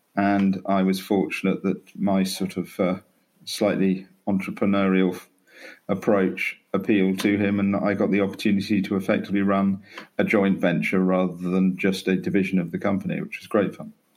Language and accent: English; Norfolk, East of England, United Kingdom; born or raised there; also born or lived in Canterbury, Kent / London